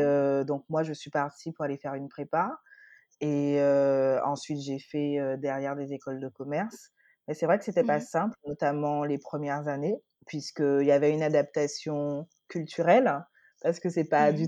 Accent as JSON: {"language": "French", "country": "Guadeloupe", "moved": "yes", "lives_now": "Paris, France", "said": "j'ai trente et un ans. Je suis Guadeloupéenne. Je vis, heu, à Paris en ce moment"}